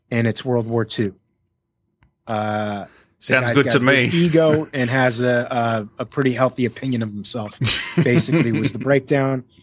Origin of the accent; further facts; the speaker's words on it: Miami, Florida, United States; Uh, I'm from Miami originally.